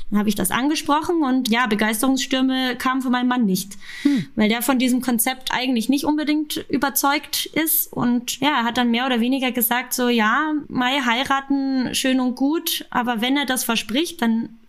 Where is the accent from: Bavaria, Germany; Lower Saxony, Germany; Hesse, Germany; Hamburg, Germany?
Bavaria, Germany; Munich; ich bin gebürtige Münchnerin